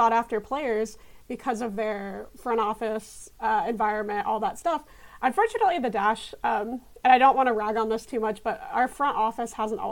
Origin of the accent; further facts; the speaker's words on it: Houston, Texas, United States; I grew up in Houston. I'm from Houston originally.